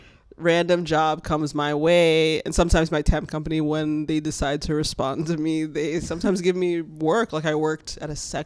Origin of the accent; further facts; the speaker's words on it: Fort Lauderdale, Florida, United States; moved away as an adult; So when I moved here, I used to work at the Olive Garden in Florida. That's where I'm from.